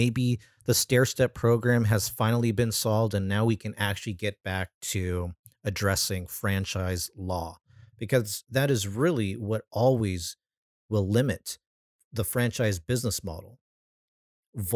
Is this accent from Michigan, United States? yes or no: no; California, United States; in my home state of California